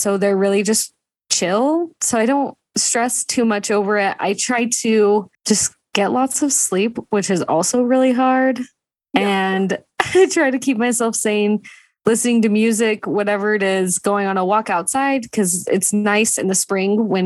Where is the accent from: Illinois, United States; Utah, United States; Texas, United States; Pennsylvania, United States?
Utah, United States; I grew up in Utah